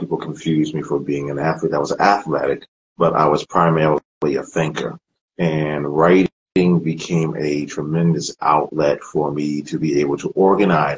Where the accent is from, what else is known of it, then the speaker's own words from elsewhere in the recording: Freeport, New York, United States; moved away as an adult; also born or lived in Columbus, Ohio; now in Shadyside, United States; I'm originally from New York. I grew up there